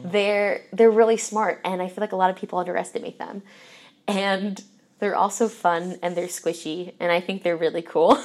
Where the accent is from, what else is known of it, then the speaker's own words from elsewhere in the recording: Philadelphia, Pennsylvania, United States; moved away as an adult; now in Indianapolis, United States; so I'm originally from Philadelphia, And probably from when I was four until high school